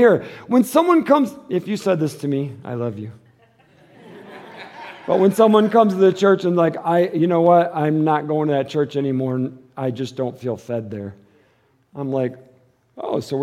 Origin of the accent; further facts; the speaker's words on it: Detroit, Michigan, United States; I'm from Detroit